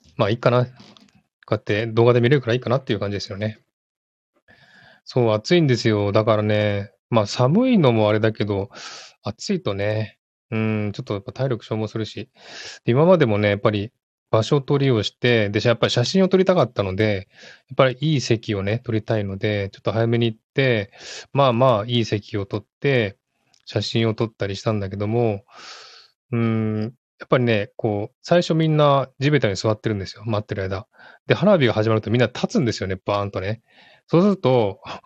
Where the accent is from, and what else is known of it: Tokyo, Japan; born or raised there; now in Sydney, Australia